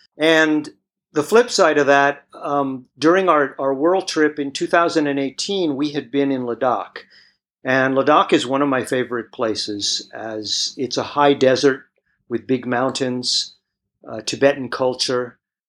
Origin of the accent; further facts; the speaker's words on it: Berkeley, California, United States; moved away as an adult; also born or lived in Greece; now in Thailand; I'm a Greek-born, American-raised, grew up in Berkeley, California.